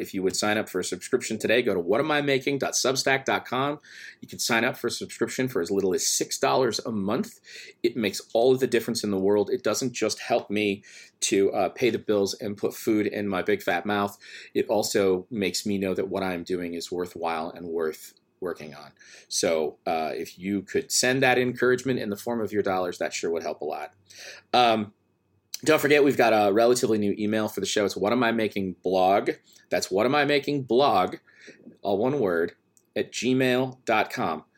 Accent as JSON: {"language": "English", "region": "Upper Midwest", "country": "United States", "said": "I'm from the Upper Midwest."}